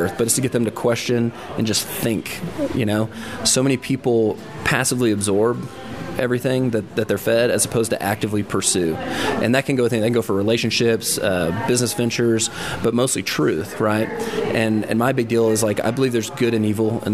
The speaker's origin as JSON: {"language": "English", "town": "Fort Worth", "region": "Texas", "country": "United States", "said": "I'm from Fort Worth"}